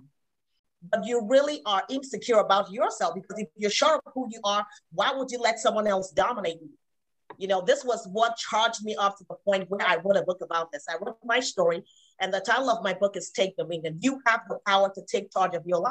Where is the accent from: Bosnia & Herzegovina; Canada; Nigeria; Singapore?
Nigeria; moved away as an adult; I was not born and raised here. I came from Nigeria, so I didn't even have my family here